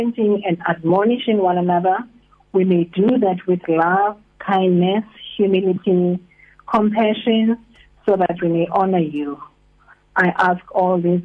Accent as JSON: {"language": "English", "town": "Hartbeespoort", "region": "North West", "country": "South Africa", "moved": "as an adult", "lives_now": "East London, South Africa", "said": "I'm originally from Hartbeespoort, so we moved here only 3 years ago."}